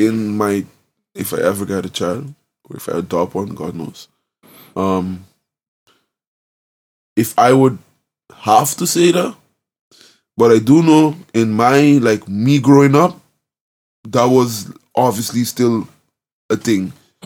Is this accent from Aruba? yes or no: yes; Aruba; moved away; growing up in the Caribbean, in Aruba